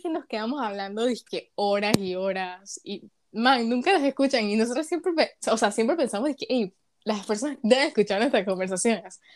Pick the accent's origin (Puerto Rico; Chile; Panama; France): Panama; soy de aquí, de Panamá.